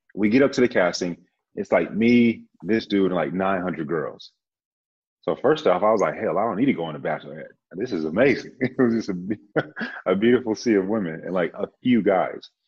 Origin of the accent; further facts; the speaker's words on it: Grand Prairie, Texas, United States; moved away as an adult; also born or lived in San Antonio, Texas; now in Austin, United States; I'm from uh, Dallas by way of Grand Prairie. So I just say Dallas, Texas. Uh, lived there and then joined the Air Force